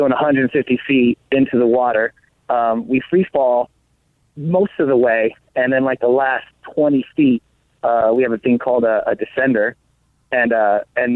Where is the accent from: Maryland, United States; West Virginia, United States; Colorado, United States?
Colorado, United States; moved away as an adult; also born or lived in Las Vegas; now in Los Angeles, United States; growing up in Colorado